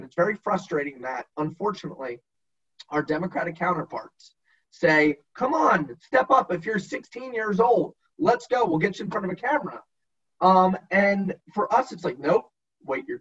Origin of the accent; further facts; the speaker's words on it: New York, United States; now in Virginia, United States; I'm originally from New York